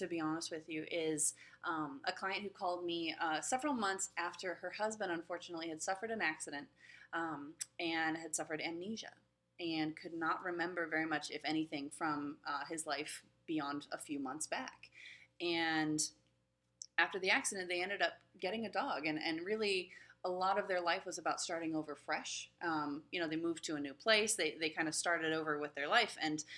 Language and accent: English; West Coast, United States; also born or lived in Pensacola, Florida; now in San Diego, United States; I'm from the West Coast originally